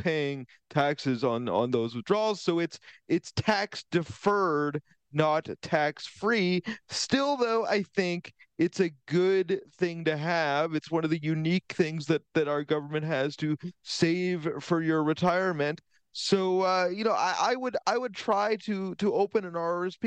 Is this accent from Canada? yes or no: yes; Vancouver, British Columbia, Canada; moved away; I'm originally from Vancouver.